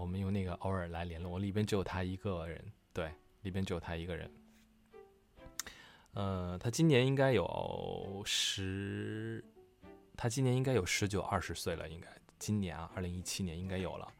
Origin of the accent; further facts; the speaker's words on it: Northeast China, China; 我们东北有句土话叫“晴天下雨浇王八”